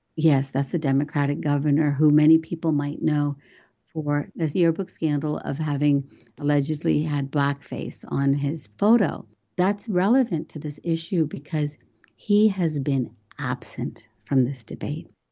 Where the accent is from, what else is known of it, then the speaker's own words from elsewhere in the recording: West Virginia, United States; English is a second language; moved away as an adult; also born or lived in India / Washington, D.C.; now in Northern Virginia, United States; I'm a American who was born in India. I came to America when I was four years old and grew up in the state of West Virginia